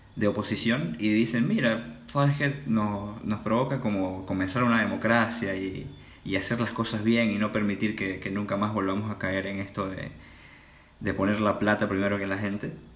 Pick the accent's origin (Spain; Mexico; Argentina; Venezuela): Venezuela; moved away; also born or lived in China; soy venezolano y tengo 20 años.